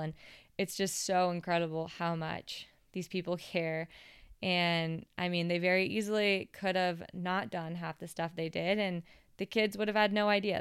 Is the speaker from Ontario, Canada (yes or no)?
no; Whistler, British Columbia, Canada; being from Whistler, it's a big mountain